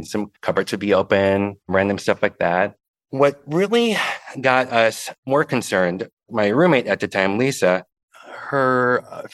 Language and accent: English; Stevens Point, Wisconsin, United States; moved away as an adult; now in Milwaukee, United States; I'm originally from Stevens Point, Wisconsin, and I was a townie.